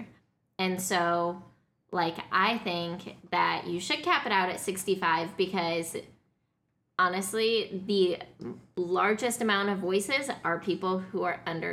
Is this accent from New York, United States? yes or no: no; Colorado, United States; I grew up in Colorado